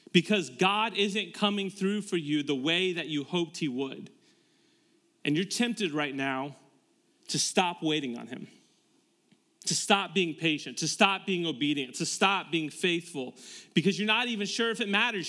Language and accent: English; Tampa, Florida, United States; moved away as an adult; now in Westerville, United States; we moved from Tampa, Florida, where we were both born and raised.